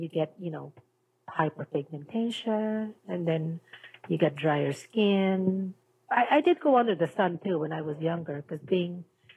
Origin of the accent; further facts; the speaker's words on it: Manila, Metro Manila, Philippines; moved away as an adult; now in Vancouver, Canada; I'm from the Philippines, Manila. And I came to Vancouver.